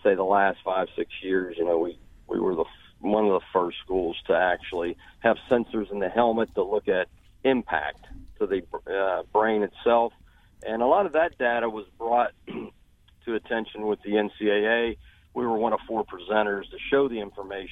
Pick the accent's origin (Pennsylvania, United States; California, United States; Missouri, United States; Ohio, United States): Pennsylvania, United States; Uniontown; moved away as an adult; also born or lived in West Virginia / Alabama / Florida; now in Baton Rouge, United States; I grew up around Pittsburgh